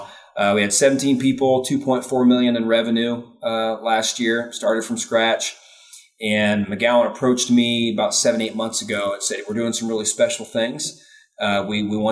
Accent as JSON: {"language": "English", "region": "Indiana", "country": "United States", "tie": "born or raised there", "said": "I was born and raised in Indiana"}